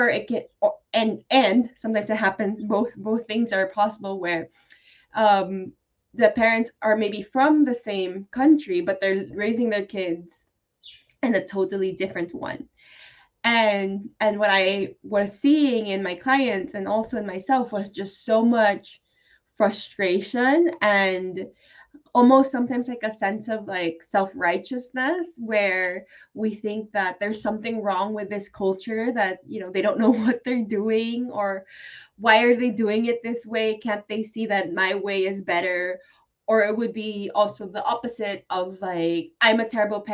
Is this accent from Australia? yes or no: no; Philippines; now in Spain; I am from the Philippines and my husband is Spanish and we are currently living in Spain